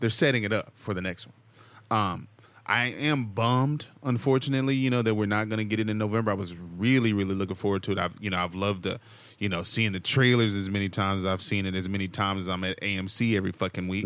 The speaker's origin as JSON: {"language": "English", "region": "Texas", "country": "United States", "tie": "born or raised there", "moved": "yes", "lives_now": "Southern California, United States", "said": "I'm also a Texan, though. I grew up in the tornado, in tor-, in the tornado alley"}